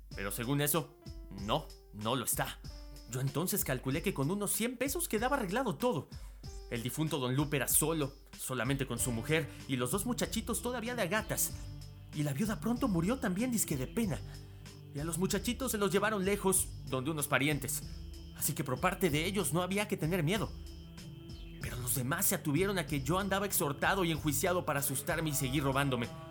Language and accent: Spanish; Mexico; unirnos como mexicanos